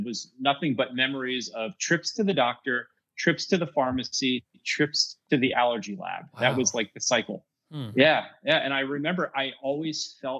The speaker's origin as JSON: {"language": "English", "region": "Pennsylvania", "country": "United States", "tie": "born or raised there", "said": "we're from Pennsylvania."}